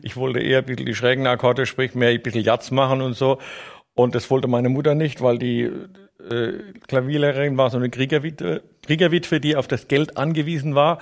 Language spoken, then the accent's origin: German; Neustadt an der Weinstraße, Rhineland-Palatinate, Germany; accent: Palatinate dialect; ich bin Neustadter, geboren in Neustadt an der Weinstraße, in der Schillerstraße